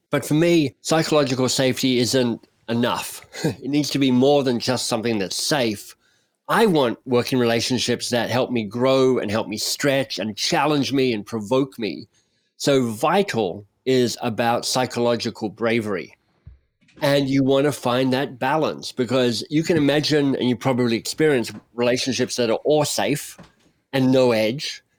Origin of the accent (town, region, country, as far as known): Australia